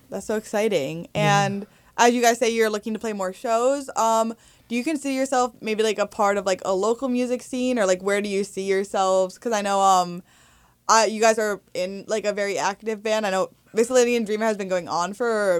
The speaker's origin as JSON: {"language": "English", "town": "Morristown", "region": "New Jersey", "country": "United States", "said": "I'm from Morristown, so I'm familiar."}